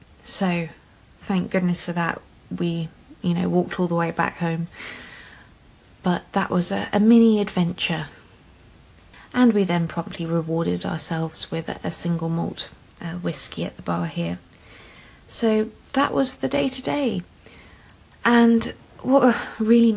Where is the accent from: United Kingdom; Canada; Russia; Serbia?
United Kingdom; we're British